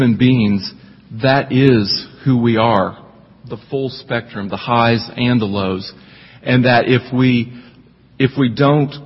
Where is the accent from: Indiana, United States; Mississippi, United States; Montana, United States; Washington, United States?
Indiana, United States; accent: twangy; moved away as an adult; also born or lived in Bowling Green, Kentucky; I'm actually from Indiana. I grew up in Indiana, but somehow, some way, where I grew up, were very twangy, so that's where the accent came from